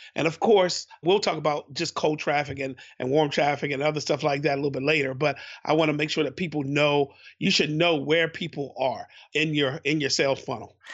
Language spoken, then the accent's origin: English; Baltimore, Maryland, United States; I'm from Baltimore, Baltimore